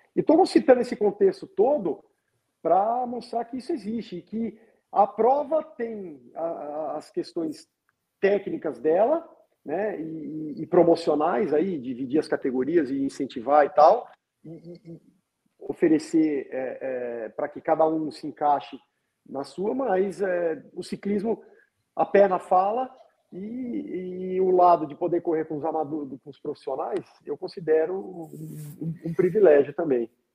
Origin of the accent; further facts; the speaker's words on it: Minas Gerais, Brazil; Eu sou mineiro